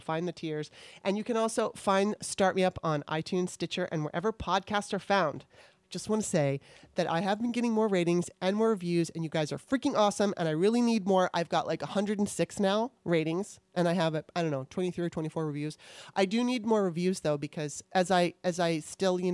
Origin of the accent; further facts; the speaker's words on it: California, United States; moved away as an adult; now in Maryland, United States; I lived in California most of my life